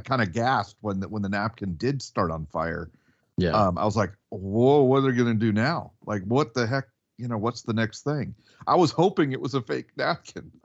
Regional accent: the South, United States; we're from the South and we hear real Southern accents

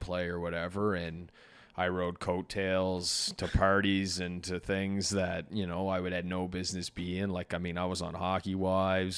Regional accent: Canada; we're from Canada

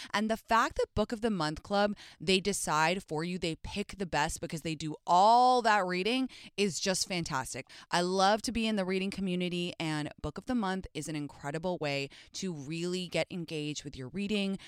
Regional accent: London, United Kingdom; accent: British; moved away as an adult; also born or lived in Stanford, California, United States; I grew up in London, so the school system was super different

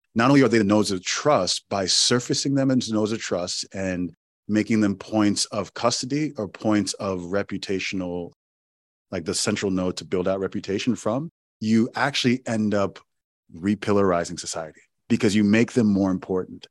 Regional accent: Owerri, Imo, Nigeria; my my hometown in Owerri, Nigeria

